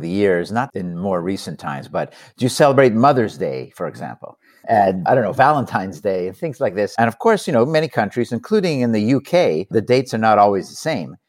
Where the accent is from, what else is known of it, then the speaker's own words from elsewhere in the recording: Canada; moved away; I'm Canadian by birth as well